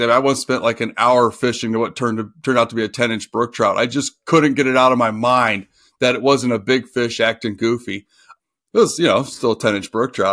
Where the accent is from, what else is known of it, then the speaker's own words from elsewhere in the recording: Oxford, Ohio, United States; now in Michigan, United States; I grew up in Oxford, Ohio, which is by the Indiana border, and about an hour from Cincinnati.